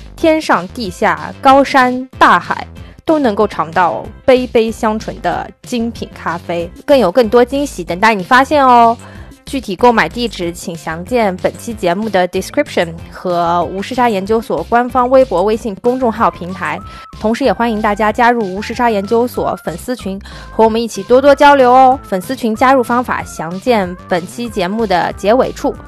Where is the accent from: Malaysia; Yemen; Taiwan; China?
China; Northeast China; 对啊，是咱们东北人谦虚的吗？